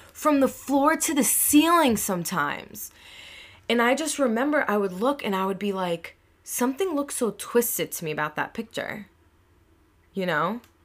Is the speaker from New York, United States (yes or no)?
yes; Long Island, New York, United States; I'm in Long Island and I'm, I'm from here